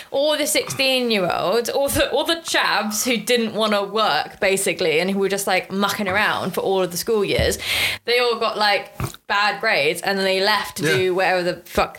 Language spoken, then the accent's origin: English; United Kingdom